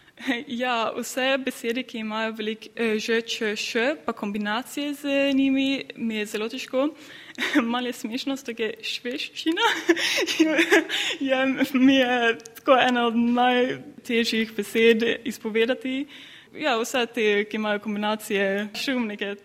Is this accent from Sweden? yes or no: yes; Kalmar, Kalmar County, Sweden; Slovenian is a second language; prihajam iz Kalmarja, to je majhno mesto bolj na jugu